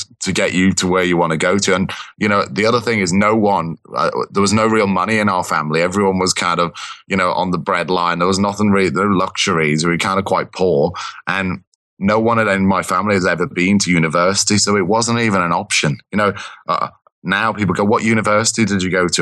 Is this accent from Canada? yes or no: no; Liverpool, North West England, United Kingdom; moved away as an adult; now in London, United Kingdom; I grew up in Liverpool, kind of that. So born and bred, kind of.